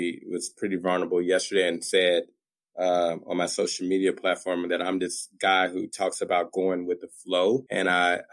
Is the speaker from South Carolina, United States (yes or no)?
no; Little Rock, Arkansas, United States; I grew up in Little Rock, Arkansas, which is the capital city of Arkansas.